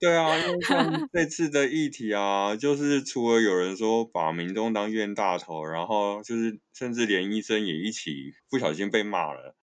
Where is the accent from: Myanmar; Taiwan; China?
Taiwan; 我们台湾人就很爱买保险